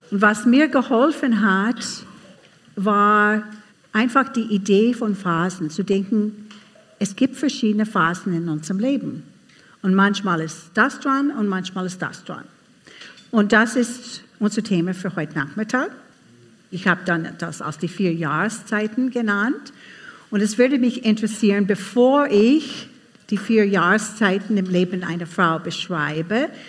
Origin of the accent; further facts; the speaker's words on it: United States; now in Austria; aber ich bin keine Salzburgerin. Ich komme aus USA und ich habe einen Mann aus Vorarlberg geheiratet.